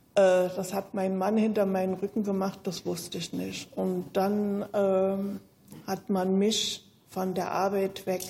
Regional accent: Zeitz, Saxony-Anhalt, Germany; moved away as an adult; also born or lived in Schwedt / East Berlin; Ich bin 1945 in Zeitz im Burgenlandkreis geboren

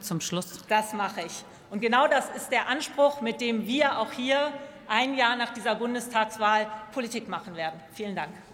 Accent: Lower Saxony, Germany; als Niedersächsin hoffe ich

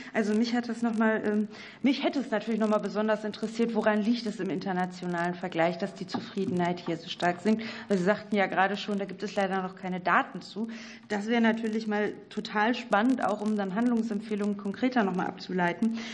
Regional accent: North Rhine-Westphalia, Germany; ich komme aus NRW

